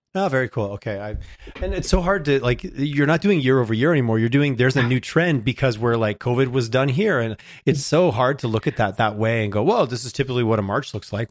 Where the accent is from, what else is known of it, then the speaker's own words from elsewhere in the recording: Montreal, Quebec, Canada; now in Calgary, Canada; I grew up in Quebec, so I like to take shots at Toronto when I can. I grew up in Montreal